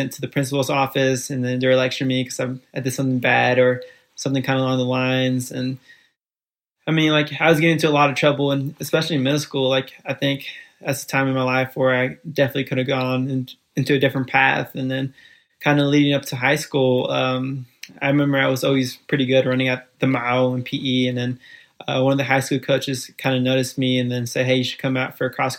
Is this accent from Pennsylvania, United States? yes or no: no; Fairfield, California, United States; also born or lived in Guatemala City, Guatemala / Bronx, New York City; we moved out to Fairfield, California at the age of 4. And kind of how it played out, just growing up in Fairfield, California